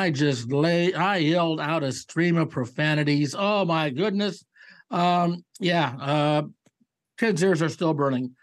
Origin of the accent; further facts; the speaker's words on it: Cleveland, Ohio, United States; moved away; I'm from Cleveland